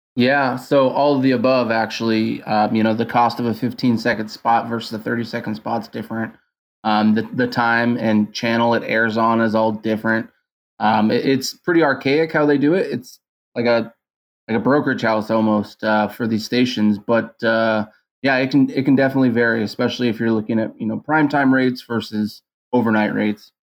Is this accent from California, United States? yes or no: yes; San Diego, California, United States; I was actually born and raised in San Diego